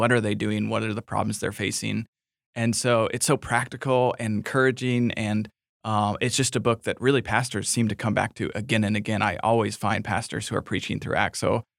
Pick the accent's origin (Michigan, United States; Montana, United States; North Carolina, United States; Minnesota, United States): Minnesota, United States; Oh, you know, I grew up in Minnesota, so I love the Vikings.